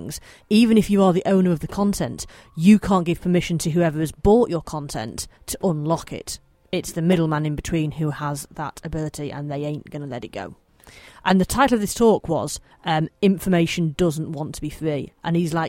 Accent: Manchester, North West England, United Kingdom; I'm local to Manchester, as you may be able to tell by my slight accent

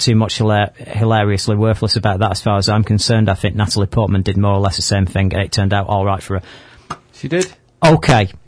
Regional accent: Manchester, North West England, United Kingdom; we're from Manchester.

